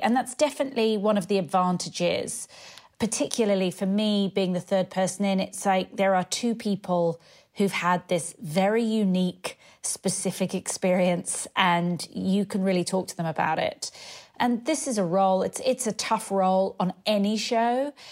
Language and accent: English; United Kingdom; moved away as an adult; also born or lived in London; now in Los Angeles, United States; I live in L A and, uh, being British